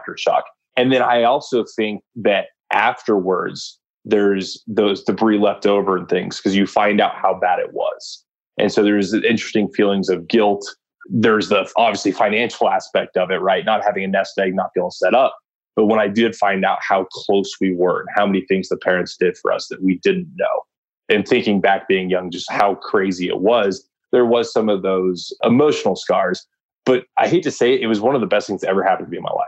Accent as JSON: {"language": "English", "town": "San Antonio", "region": "Texas", "country": "United States", "tie": "born or raised there", "said": "I spent a lot of my time growing up in San Antonio"}